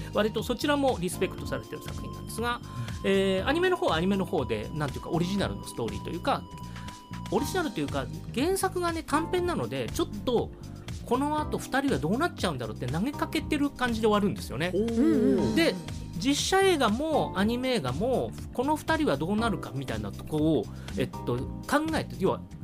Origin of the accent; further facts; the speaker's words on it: Shizuoka, Japan; 僕静岡県出身